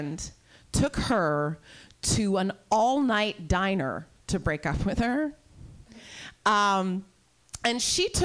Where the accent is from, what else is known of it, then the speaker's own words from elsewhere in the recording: Iowa, United States; I'm from Iowa